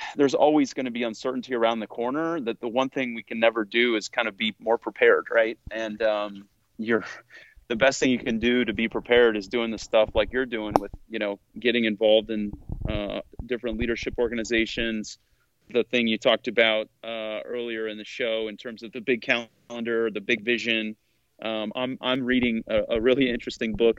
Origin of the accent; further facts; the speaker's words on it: Newton, United States; moved away; I am usually back home uh, where I grew up in Newton